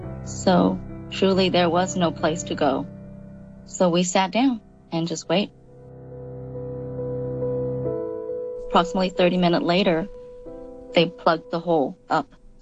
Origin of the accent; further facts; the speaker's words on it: Vung Tau, Ba Ria-Vung Tau, Vietnam; moved away; We were in Yong Tau in Vietnam. So we were in Yong Tau, and that morning, we went to a place called